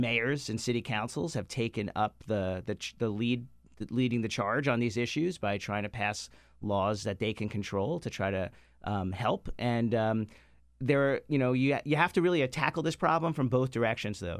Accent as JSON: {"language": "English", "town": "New York City", "region": "New York", "country": "United States", "tie": "born or raised there", "moved": "yes", "lives_now": "Washington, D.C., United States", "said": "my years growing up in Far Rockaway"}